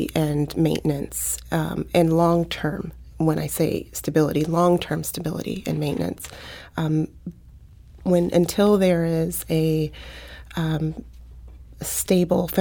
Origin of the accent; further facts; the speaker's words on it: Hillsdale, Missouri, United States; I grew up in Hillsdale